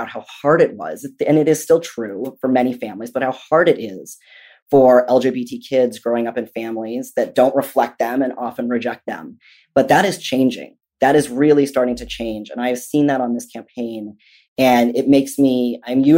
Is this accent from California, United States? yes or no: yes; Southern California, United States; also born or lived in Massachusetts; My entire family is from there. Despite the fact that I grew up in Southern California, Massachusetts is my home